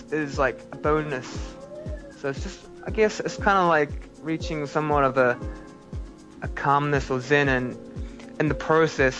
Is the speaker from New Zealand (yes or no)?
yes; New Zealand; moved away; also born or lived in Korea; as a Korean person growing up in New Zealand